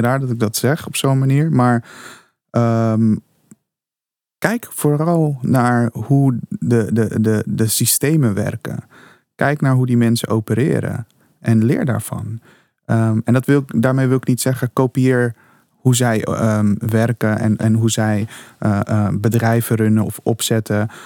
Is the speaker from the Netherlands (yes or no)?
no; Suriname; moved away; also born or lived in Curaçao; Ik kom uit Suriname. Ik ben geboren op Curaçao.